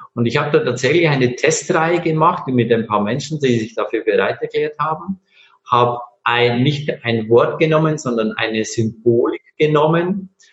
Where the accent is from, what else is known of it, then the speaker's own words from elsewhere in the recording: Bavaria, Germany; ich bin äh, in Bayern aufgewachsen